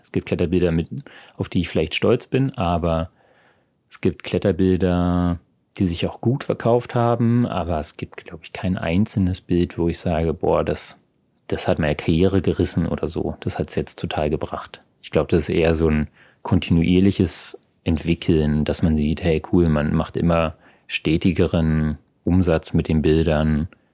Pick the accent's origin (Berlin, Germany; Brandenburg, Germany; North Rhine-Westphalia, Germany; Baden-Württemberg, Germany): Berlin, Germany; moved away as an adult; now in Freiburg, Germany; meinen Geburtsort Berlin liebe und jedes Mal, wenn ich wieder da bin, auch immer wieder auch einfach nur zu Hause bin